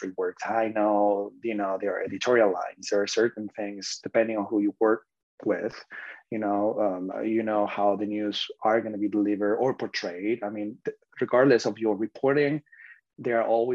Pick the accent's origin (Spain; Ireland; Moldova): Spain; moved away as an adult; now in United States; I'm from Spain